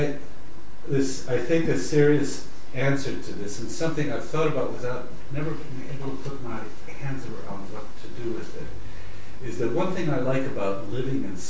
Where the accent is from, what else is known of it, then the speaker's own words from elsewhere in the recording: United States; I'd have to answer you as an American